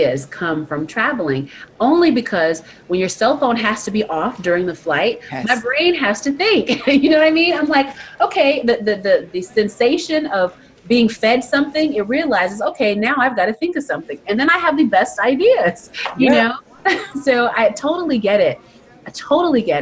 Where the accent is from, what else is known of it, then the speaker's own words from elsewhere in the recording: Albany, Georgia, United States; moved away; I came from a really small town in Georgia, Albany, Georgia